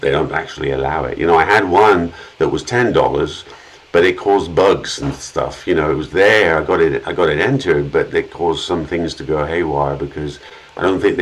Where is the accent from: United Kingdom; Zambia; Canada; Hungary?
United Kingdom; England; moved away; I grew up in England